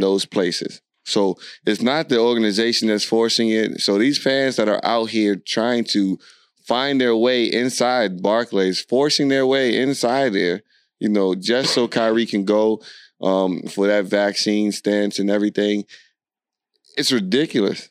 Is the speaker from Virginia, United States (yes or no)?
yes; Alexandria, Virginia, United States; I'm from Alexandria, Virginia